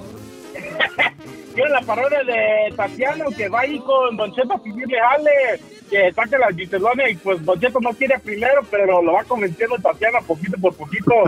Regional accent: Encarnación de Díaz, Jalisco, Mexico; Soy de Encarnación de Díaz Jalisco, La Chona, capital del mundo, puerta del cielo

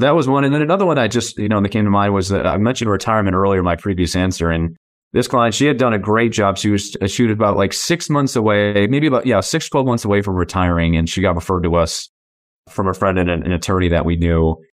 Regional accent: Massachusetts, United States; moved away as an adult; now in San Diego, United States; I was born and raised in Massachusetts

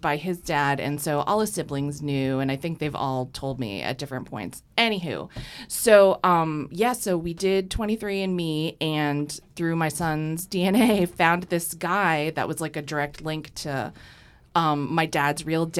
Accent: Fitchburg, Massachusetts, United States; Fitchburg, Massachusetts.

